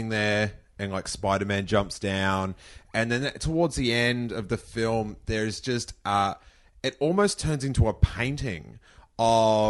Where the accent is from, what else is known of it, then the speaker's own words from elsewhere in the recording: Melbourne, Victoria, Australia; So I'm from Melbourne